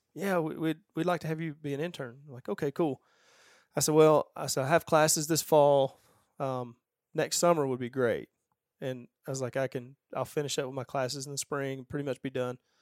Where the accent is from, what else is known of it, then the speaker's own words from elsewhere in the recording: Georgia, United States; I grew up in Georgia